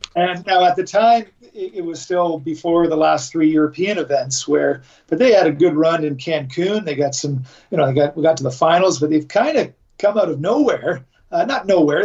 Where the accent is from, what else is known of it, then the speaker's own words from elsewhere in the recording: Canada; I'm Canadian